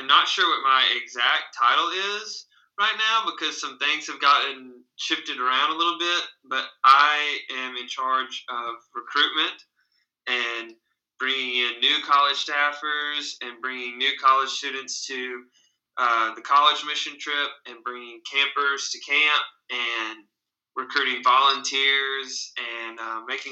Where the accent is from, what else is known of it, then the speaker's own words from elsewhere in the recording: Camden, Arkansas, United States; I'm very proud to be a member of that church and have grown up in Camden.